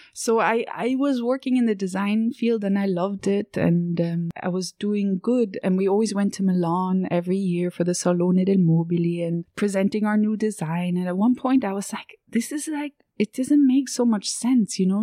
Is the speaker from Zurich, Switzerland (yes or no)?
yes; Zurich, Switzerland; moved away as an adult; also born or lived in New York / Piedmont, Italy; I was born in Zurich and I was raised just outside of Zurich